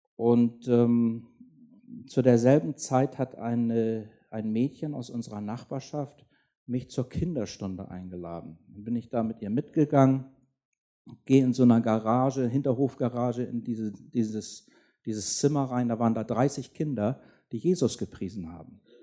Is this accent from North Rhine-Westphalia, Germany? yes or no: no; Schleswig-Holstein, Germany; ich bin in Schleswig-Holstein aufgewachsen